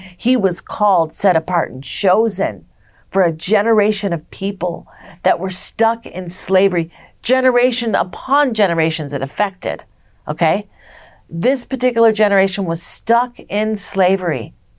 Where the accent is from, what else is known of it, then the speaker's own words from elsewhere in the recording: Minnesota, United States; now in Las Vegas, United States; I'm from Minnesota. I came from a family where my dad was an alcoholic